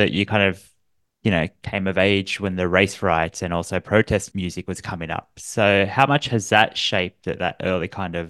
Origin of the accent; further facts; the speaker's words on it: Australia; Being an Australian